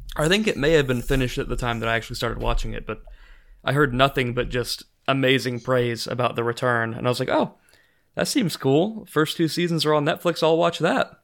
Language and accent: English; Evansville, Indiana, United States; I'm from Evansville, Indiana